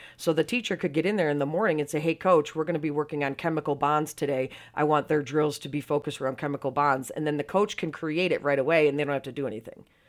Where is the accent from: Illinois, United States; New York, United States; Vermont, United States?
New York, United States; Syracuse; moved away; I'm originally from Syracuse, New York, so I'm a lifelong Bills fan